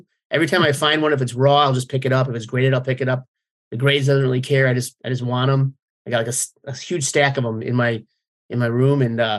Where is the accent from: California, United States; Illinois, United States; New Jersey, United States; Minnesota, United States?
Illinois, United States; Chicago; growing up, you know, in the 90s, growing up in Chicago as a teenager